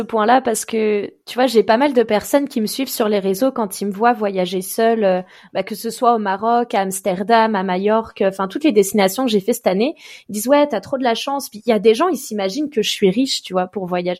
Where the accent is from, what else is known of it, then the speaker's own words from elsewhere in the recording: Évian-les-Bains, Auvergne-Rhône-Alpes, France; je suis né à Evian, je sais que c'est en France